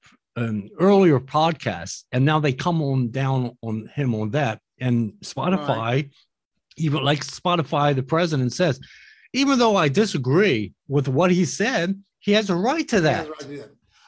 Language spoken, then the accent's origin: English; United States; as an American.